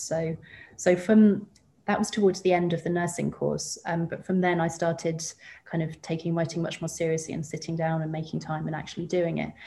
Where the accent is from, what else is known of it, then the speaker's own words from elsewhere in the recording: West Molesey, South East England, United Kingdom; moved away as an adult; also born or lived in Ireland (family); now in Sydney, Australia; so I grew up just outside London um, okay. in a suburb called West Molesey